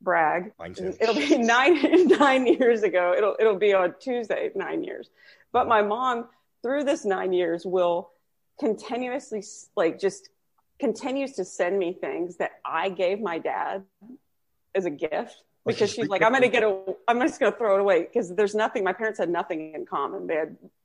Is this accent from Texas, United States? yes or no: yes; Texas, United States; I'm from Texas